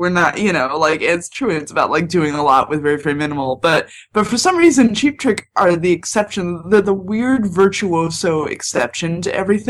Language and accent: English; Pennsylvania, United States; now in Chicago, United States; I grew up in Pennsylvania, and it wasn't until I moved to Chicago